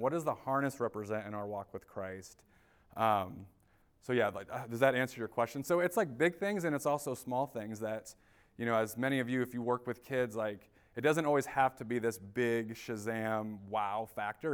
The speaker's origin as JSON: {"language": "English", "town": "Indianapolis", "region": "Indiana", "country": "United States", "moved": "yes", "lives_now": "Grand Rapids, United States", "said": "I live in Grand Rapids. I'm originally from Indianapolis, Indiana."}